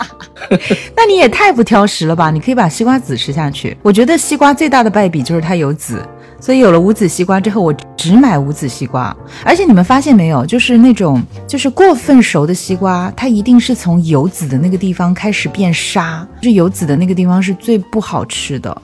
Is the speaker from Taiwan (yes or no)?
no; China; moved away; 我的家乡哦，就是长江边上的一个小镇